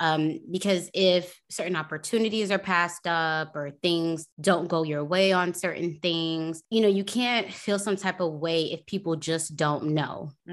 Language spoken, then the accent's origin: English; Tampa, Florida, United States; Okay. I'm from Tampa.